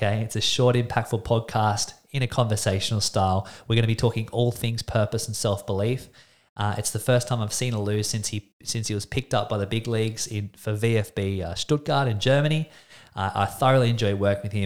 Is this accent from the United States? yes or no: no; Australia; I'm an Australian man